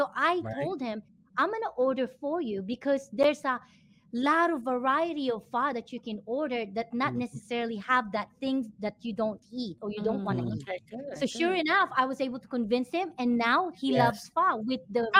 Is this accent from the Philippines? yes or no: yes; Philippines; I'm not Vietnamese, I'm Filipino